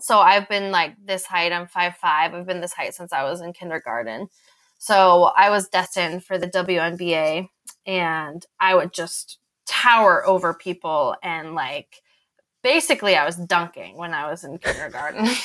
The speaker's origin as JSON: {"language": "English", "town": "Boulder", "region": "Colorado", "country": "United States", "tie": "born or raised there", "said": "I grew up in Boulder"}